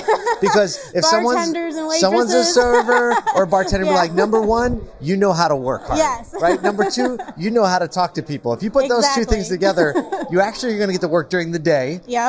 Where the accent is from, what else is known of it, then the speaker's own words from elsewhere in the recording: the North, Northern United States, United States; Okay, I'm a northerner. I'm a Yankee